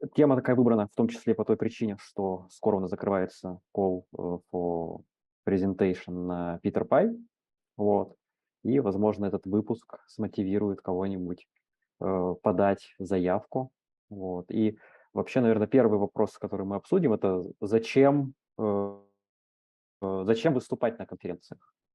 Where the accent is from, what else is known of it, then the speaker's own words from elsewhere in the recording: Krasnoyarsk, Krasnoyarsk Krai, Russia; я там, из Красноярска, небольшого города, у нас есть метап